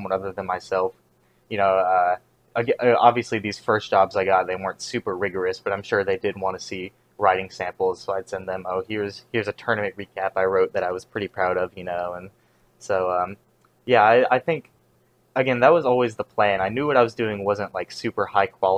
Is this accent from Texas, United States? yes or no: no; about 40 minutes from Chapel Hill, North Carolina, United States; the closest like local scene to where I live, to my hometown, is in my college town, Chapel Hill, which is about 40 minutes away from my hometown